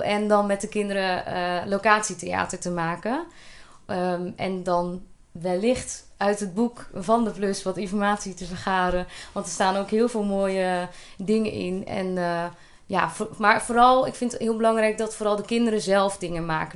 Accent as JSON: {"language": "Dutch", "town": "Polsbroek", "region": "Utrecht", "country": "Netherlands", "tie": "born or raised there", "moved": "as an adult", "lives_now": "Elburg, Netherlands", "said": "Ik ben geboren in Polsbroek en dat is een heel klein dorpje, gehucht eigenlijk wel, in, eh, in het Groene Hart."}